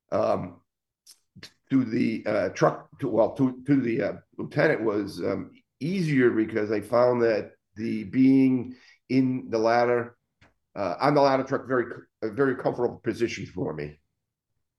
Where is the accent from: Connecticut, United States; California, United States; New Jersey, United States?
Connecticut, United States; Waterbury; moved away as an adult; also born or lived in Naugatuck, Connecticut / Boston, Massachusetts; I grew up in Waterbury, Connecticut, but Naugatuck, we were on the border